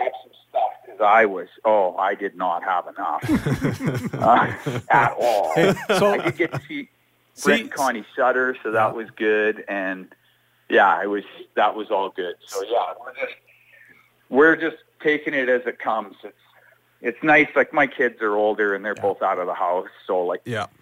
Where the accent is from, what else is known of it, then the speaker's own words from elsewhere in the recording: Edmonton, Alberta, Canada; now in Red Deer, Canada; being a guy that grew up in Edmonton. You know, this is my hometown